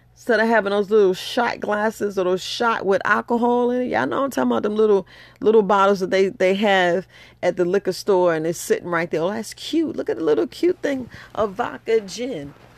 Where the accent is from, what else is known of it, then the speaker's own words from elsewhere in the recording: New York, United States; I'm from New York